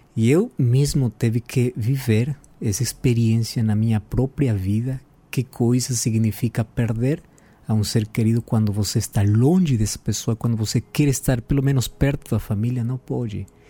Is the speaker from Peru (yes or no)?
yes; Peru; Portuguese is a second language; now in Brazil; eu sou peruano